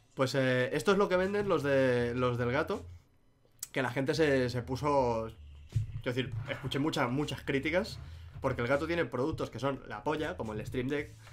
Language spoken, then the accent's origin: Spanish; Catalonia, Spain; siendo yo catalán y habiendo visto Doraemon en catalán toda la vida